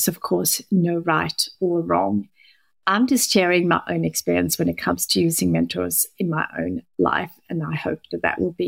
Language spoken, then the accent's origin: English; Sweden; moved away; I'm currently working from Sweden, which is my home country